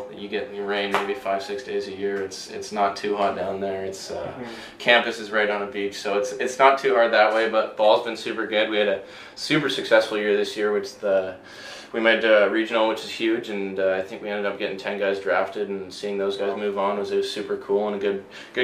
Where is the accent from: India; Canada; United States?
Canada; Victoria, British Columbia; this is my hometown and I get to live here, you know, I grew up here.